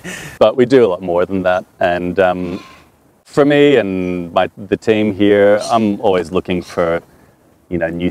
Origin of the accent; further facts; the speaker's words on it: Toronto, Ontario, Canada; first language French; English is a second language; now in Albury, Australia; my first language is French. So I learned English watching Sesame Street in Toronto, Canada, when I was about 4 or 5